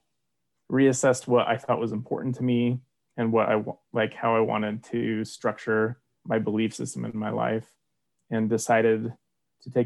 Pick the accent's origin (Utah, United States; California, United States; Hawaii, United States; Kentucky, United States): Utah, United States; Orem; also born or lived in Provo, Utah; Orem native, born and raised